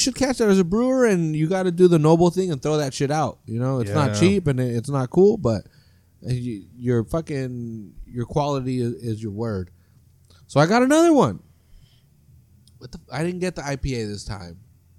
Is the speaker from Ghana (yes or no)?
no; Northern California, United States; I'm from Northern California